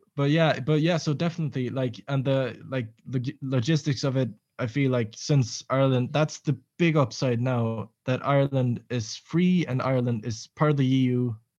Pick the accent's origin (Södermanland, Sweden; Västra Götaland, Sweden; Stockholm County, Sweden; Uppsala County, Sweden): Södermanland, Sweden; Nyköping; moved away as an adult; also born or lived in Reykjavik, Iceland / Kalmar, Sweden / Malmö, Sweden; I moved back to Sweden, uh, to my hometown, Nyköping